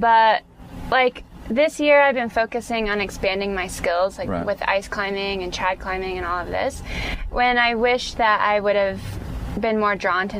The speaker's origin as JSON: {"language": "English", "town": "Atlanta", "region": "Georgia", "country": "United States", "tie": "born or raised there", "also_born_or_lived": "Colorado", "said": "No, I grew up in Atlanta. Yeah."}